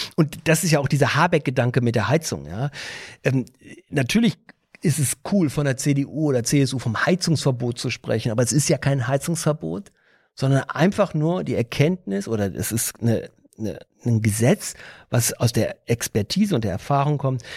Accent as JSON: {"language": "German", "town": "Bielefeld", "region": "North Rhine-Westphalia", "country": "Germany", "moved": "yes", "lives_now": "Tegernsee Valley, Germany", "said": "wenn ich sage, wo ich herkomme und sage, gibt's Bielefeld noch"}